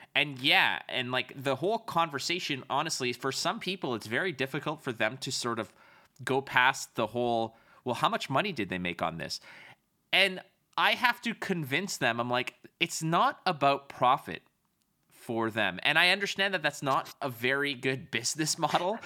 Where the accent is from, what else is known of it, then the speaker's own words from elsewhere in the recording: Canada; I'm a Canadian